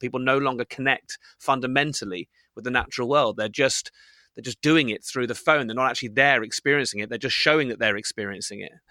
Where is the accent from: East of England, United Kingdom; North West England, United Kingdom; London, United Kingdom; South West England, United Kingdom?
South West England, United Kingdom; Bristol; when I grew up in Bristol